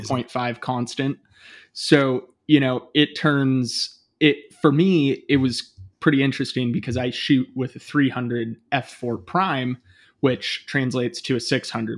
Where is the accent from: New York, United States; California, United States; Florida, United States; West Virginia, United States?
California, United States; Bay Area, east of San Francisco; moved away as an adult; also born or lived in Portland; I grew up in the Bay Area, um, kind of east of, uh, San Francisco